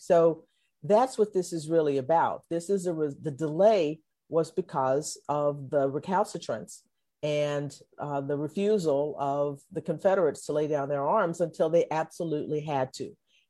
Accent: Texas, United States; I'm a native Texan. I grew up celebrating Juneteenth.

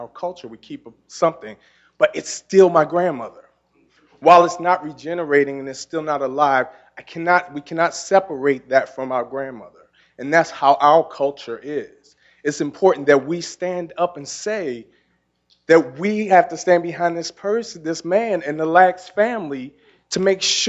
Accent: Baltimore, Maryland, United States; moved away as an adult; in a city where I grew up here, I grew up in McCullough Homes. I went to Booker T. I went to Mervo. And in a city here, and Morgan

